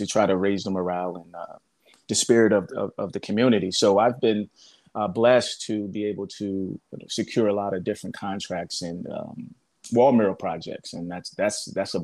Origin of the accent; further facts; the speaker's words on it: New Jersey, United States; moved away as an adult; also born or lived in Florida; now in Palm Springs, United States; I was born in Florida, but I grew up in New Jersey. So I came from the East Coast and I got to Palm Springs in 2011